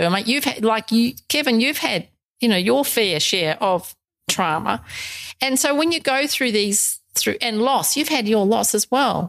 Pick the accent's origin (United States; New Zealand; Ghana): New Zealand; moved away as an adult; also born or lived in England / Middle East / South Africa / Brisbane, Australia; now in Australia; although I'm originally from New Zealand, I haven't lived there since well for forever since I was 22. Because I left New Zealand when I was 22